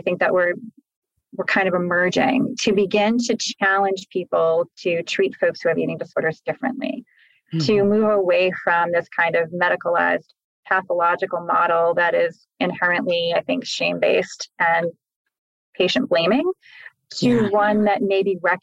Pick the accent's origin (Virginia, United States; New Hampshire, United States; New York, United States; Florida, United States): New Hampshire, United States; my home state, which is New Hampshire